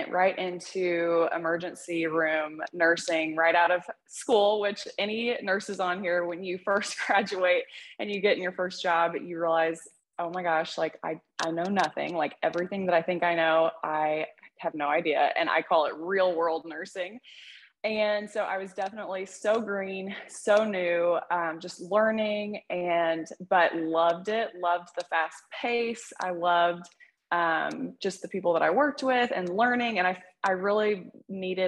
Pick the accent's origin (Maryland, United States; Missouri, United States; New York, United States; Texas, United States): Missouri, United States; Poplar Bluff; born or raised there; also born or lived in Dexter, Missouri / Columbia, Missouri